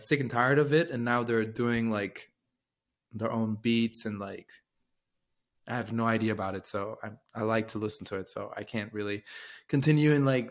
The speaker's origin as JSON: {"language": "English", "area": "German part of Switzerland", "region": "German-speaking Switzerland", "country": "Switzerland", "tie": "born or raised there", "first_language": "French", "second_language": "English", "moved": "yes", "said": "so I grew up in the German part of Switzerland"}